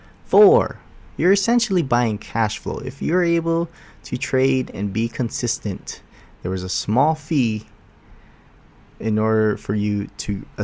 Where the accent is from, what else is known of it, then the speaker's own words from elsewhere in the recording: Oahu, Hawaii, United States; I'm from Oahu